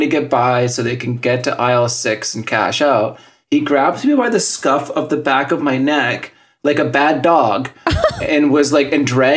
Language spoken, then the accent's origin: English; Yukon, Canada; moved away; also born or lived in Terrace, British Columbia; I was born in Terrace, British Columbia, and then we moved to the Yukon in, like, the late 1980s